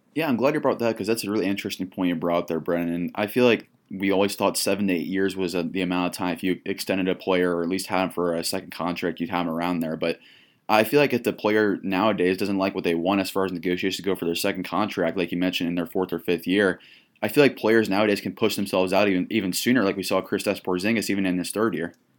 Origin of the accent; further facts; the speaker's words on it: Indiana, United States; I'm from Indiana